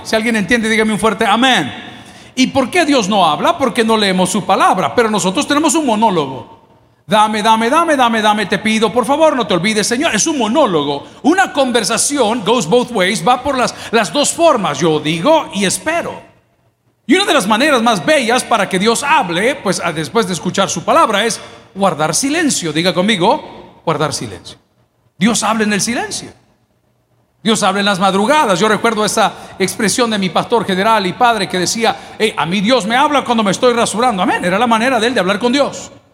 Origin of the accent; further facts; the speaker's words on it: El Salvador; somos salvadoreños